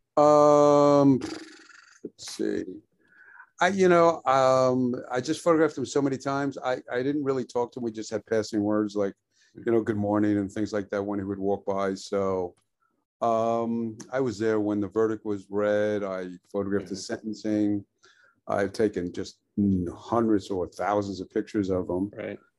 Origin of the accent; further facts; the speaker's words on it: New York City, New York, United States; I was born in Brooklyn